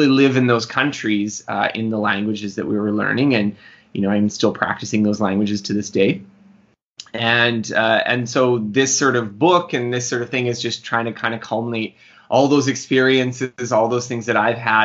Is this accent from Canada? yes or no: yes; Manitoba, Canada; I grew up, I'm Canadian. I grew up in Manitoba, Canada